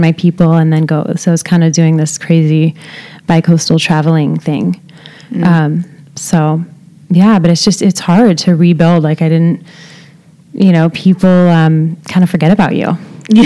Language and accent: English; Southern California, United States; moved away as an adult; now in New York City, United States; I grew up in Southern California